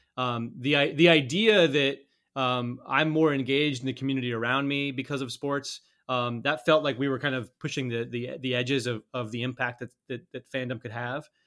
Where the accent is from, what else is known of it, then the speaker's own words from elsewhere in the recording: Colorado, United States; I grew up in Colorado